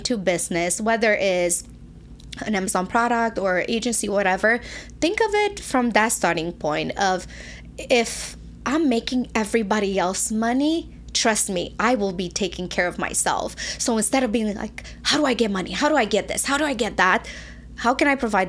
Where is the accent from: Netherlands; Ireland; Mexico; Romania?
Romania; moved away as an adult; now in United States; I moved when I was 20 from Romania.